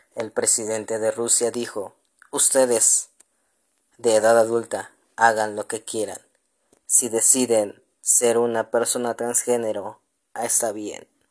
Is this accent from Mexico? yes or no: yes; Mexico; como mexicanos